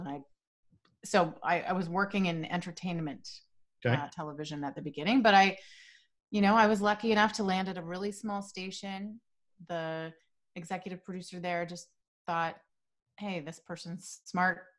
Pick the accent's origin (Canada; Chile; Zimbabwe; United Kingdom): Canada; Nova Scotia; also born or lived in Montreal, Quebec; I grew up in Nova Scotia. I was born in Montreal